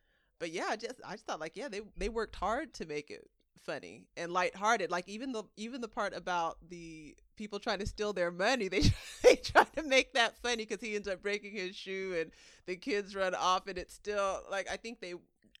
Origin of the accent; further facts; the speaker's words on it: Bay Area, California, United States; the Bay Area is a region